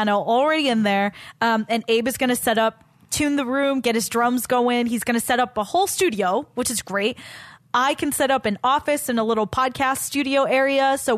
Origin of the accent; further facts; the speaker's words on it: Walnut, California, United States; moved away; I didn't love growing up in Walnut